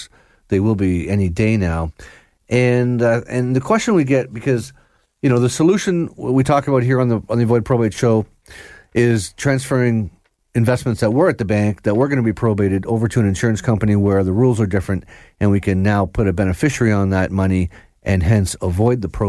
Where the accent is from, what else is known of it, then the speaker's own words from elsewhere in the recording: Georgina, Ontario, Canada; where I grew up in Georgina, there was a pretty fancy lawn bowling club